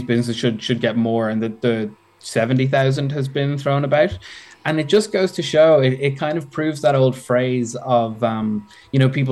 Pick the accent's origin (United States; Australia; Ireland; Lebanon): Ireland; Dublin, Leinster; So I'm from Dublin.